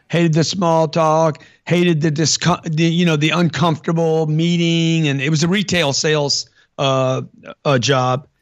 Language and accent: English; Lake Charles, Louisiana, United States; I grew up in Lake Charles, Louisiana